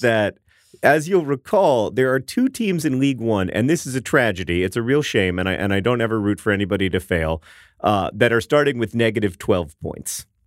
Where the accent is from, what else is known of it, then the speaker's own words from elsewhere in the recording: Orlando, Florida, United States; now in Indianapolis, United States; my hometown of Orlando, Florida